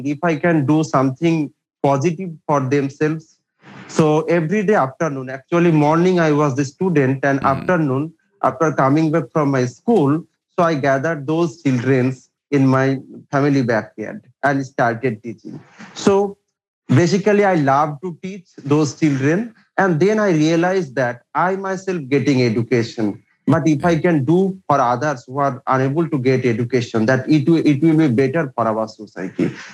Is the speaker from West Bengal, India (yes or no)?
yes; Murshidabad, West Bengal, India; English is a second language; So I am from India and the province is West Bengal and our district is Murshidabad